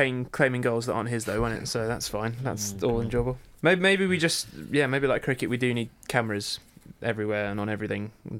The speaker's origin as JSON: {"language": "English", "region": "England", "country": "United Kingdom", "said": "we're English."}